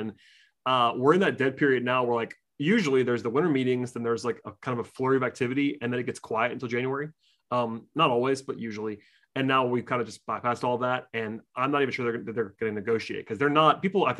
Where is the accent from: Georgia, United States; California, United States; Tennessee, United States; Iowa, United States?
Georgia, United States; outside of Atlanta; I grew up outside of Atlanta. I grew up firmly in UGA country